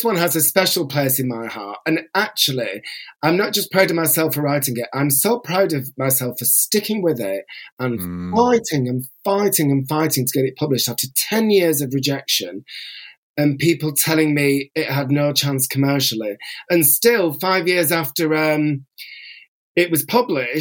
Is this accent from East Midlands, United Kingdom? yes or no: no; Bolton, North West England, United Kingdom; also born or lived in North London; now in London, United Kingdom; I will always be considered a Boltonian.